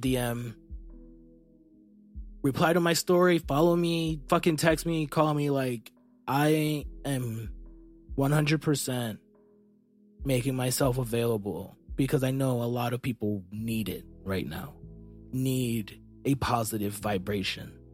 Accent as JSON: {"language": "English", "country": "United States", "said": "I'm an American"}